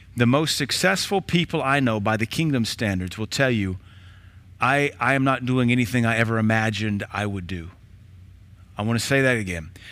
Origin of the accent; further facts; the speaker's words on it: Knoxville, Tennessee, United States; also born or lived in Baton Rouge, Louisiana; now in Cookeville, United States; We moved from Baton Rouge to Knoxville in eighty-two